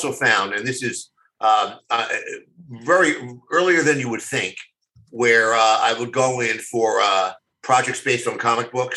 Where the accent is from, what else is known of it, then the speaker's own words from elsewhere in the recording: Philadelphia, Pennsylvania, United States; moved away; Philadelphia. It was like my hometown